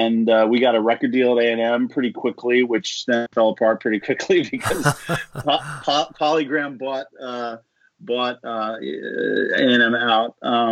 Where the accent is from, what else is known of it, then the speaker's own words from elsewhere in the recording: Philadelphia, Pennsylvania, United States; moved away as an adult; also born or lived in Maryland; now in Los Angeles, United States; I'm originally from Philadelphia.